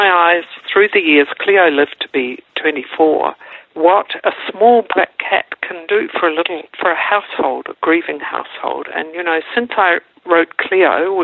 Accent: New Zealand; now in Melbourne, Australia; I'm a New Zealander by birth, and we live in Melbourne, Australia

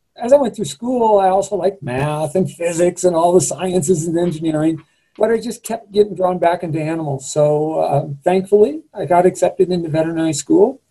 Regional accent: Eugene, Oregon, United States; I grew up in Western Oregon in the Willamette Valley in Eugene, Oregon

